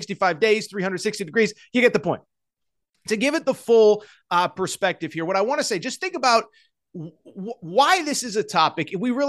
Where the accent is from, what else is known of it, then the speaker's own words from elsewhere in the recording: Youngstown, Ohio, United States; build a team in the makeup of kind of who I am and where I'm from. I'm from Youngstown, Ohio, all that stuff.